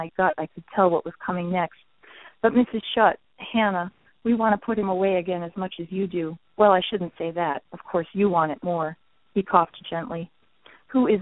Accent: outside Albany, New York, United States; my hometown. Outside Albany, New York

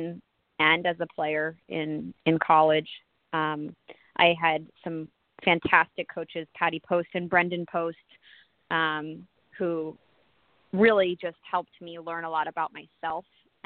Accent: Connecticut, United States; I grew up in Connecticut

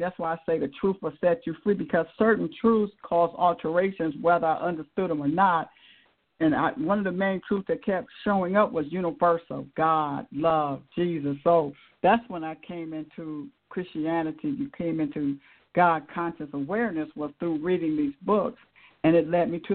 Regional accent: Akron, Ohio, United States; I grew up in Akron, Ohio

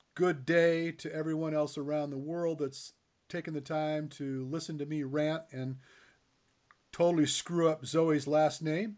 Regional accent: Michigan, United States; I grew up in Michigan

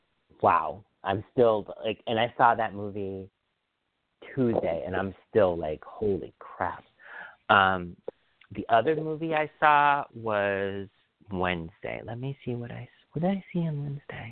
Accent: Feeding Hills, Massachusetts, United States; I grew up in Feeding Hills, Mass.

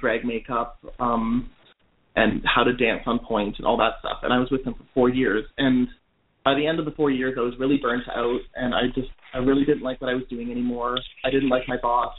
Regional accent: Toronto, Ontario, Canada; moved away as an adult; also born or lived in New York; now in Nashville, United States; I grew up in Toronto, Canada, the youngest of four

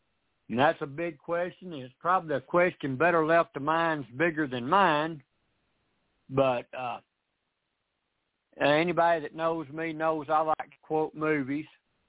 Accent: the South, United States; but I'm sorry, I'm from the South. We don't get in a hurry to say anything sometimes.

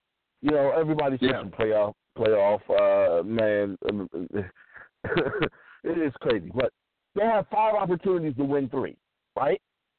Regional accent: Washington, District of Columbia, United States; my hometown of Washington, D.C.

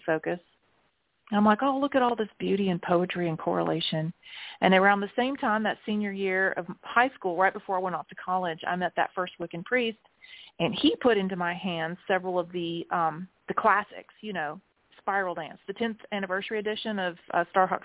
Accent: South Carolina, United States; also born or lived in Jeddah, Saudi Arabia; now in Greenville, United States; I was raised in the Southern Baptist and then increasingly more fundamentalist sort of evangelical Church of God kind of madness of South Carolina with my mother

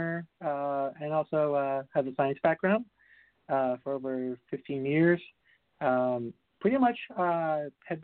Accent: Puerto Rico; I'm originally from Puerto Rico.

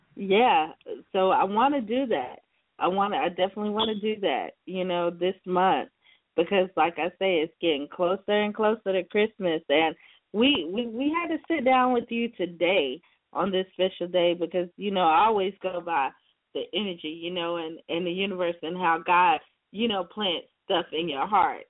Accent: Seneca, South Carolina, United States; my home state, South Carolina, especially the upstate as well, because you know I'm from Seneca, South Carolina

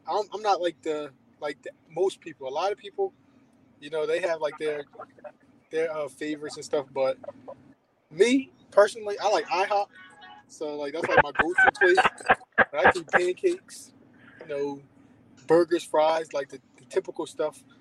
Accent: Columbia, Maryland, United States; Right now, I'm in Columbia, Maryland. Um, this is where I pretty much call home, born and raised. So okay. I'm on the East Coast

